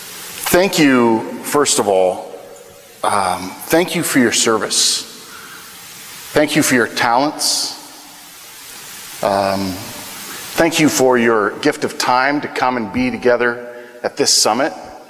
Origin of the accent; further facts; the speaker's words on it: Wichita, Kansas, United States; I come from the Wichita Diocese, Wichita, Kansas, which is an incredibly blessed place.